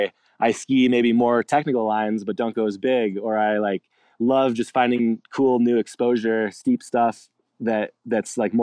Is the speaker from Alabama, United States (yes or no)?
no; Alpine Meadows, California, United States; Grew up in Alpine Meadows, California, kind of right on the side of the mountain.